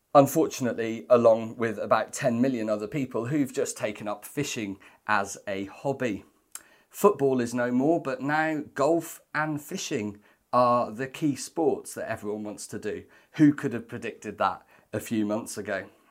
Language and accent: English; Welsh, Wales, United Kingdom; Despite being Welsh